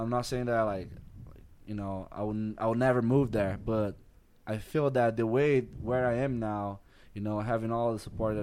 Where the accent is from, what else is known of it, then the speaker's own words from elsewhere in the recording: Roraima, Brazil; English is a second language; moved away; also born or lived in Rio de Janeiro; in Roraima, where I'm from